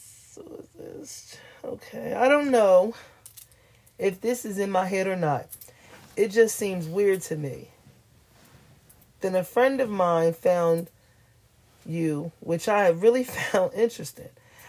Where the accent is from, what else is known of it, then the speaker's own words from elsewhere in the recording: Sacramento, California, United States; I grew up in Sacramento and was living in the Creekside Apartments with my mom and sister.